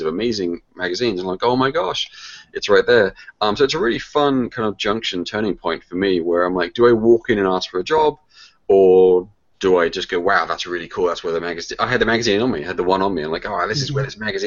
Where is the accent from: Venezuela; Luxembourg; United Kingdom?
United Kingdom; England; moved away as an adult; now in United States; Well, I grew up in the UK. That's where I was born. That's where I'm from. I moved over to the States in 93.